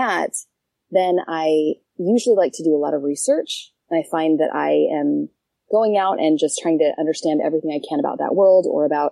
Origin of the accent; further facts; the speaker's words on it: Canada; moved away as an adult; also born or lived in Brazil / Israel / American South / Utah; now in United States; I am from Canada originally, moved to the States when I went to college